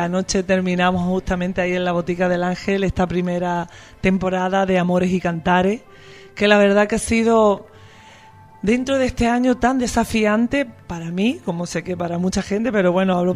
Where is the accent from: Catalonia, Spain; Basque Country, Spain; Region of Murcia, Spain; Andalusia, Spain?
Andalusia, Spain; moved away as an adult; also born or lived in Madrid, Spain; now in Buenos Aires, Argentina; yo vivía en Madrid aunque soy andaluza, estuve casi 12 años viviendo en Madrid